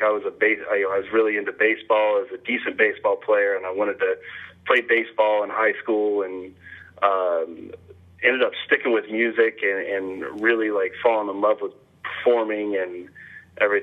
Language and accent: English; Wichita, Kansas, United States; moved away as an adult; also born or lived in Hutchinson, Kansas; now in Kansas City, United States; I was born in Hutchinson, Kansas, and then grew up in Wichita. And I lived there till I was 28.